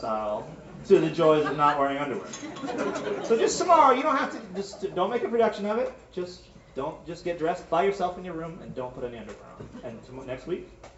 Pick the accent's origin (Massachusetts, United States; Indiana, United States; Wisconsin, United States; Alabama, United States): Massachusetts, United States; Berkshire County; moved away as an adult; also born or lived in upstate New York / Tucson, Arizona; I grew up in Massachusetts and upstate New York.